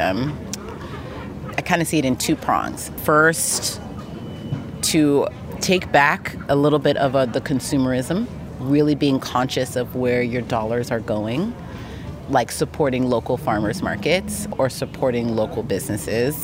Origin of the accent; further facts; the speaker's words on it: Los Angeles, California, United States; I grew up in Los Angeles